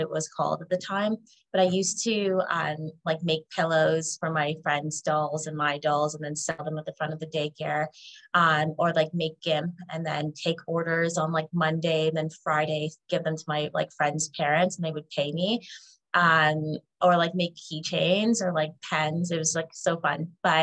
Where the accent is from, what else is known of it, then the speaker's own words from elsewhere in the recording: Canada; I was born in Canada